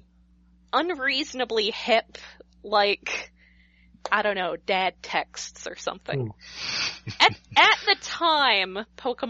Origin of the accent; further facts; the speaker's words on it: Alabama, United States; moved away; I'm originally from Alabama. I speak only of my own people here